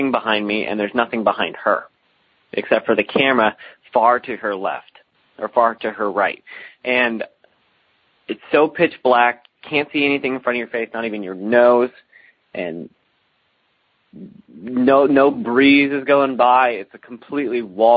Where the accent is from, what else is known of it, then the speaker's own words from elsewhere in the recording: Alton, Illinois, United States; I'm from the Alton area of Illinois, which is one of the more haunted places in the United States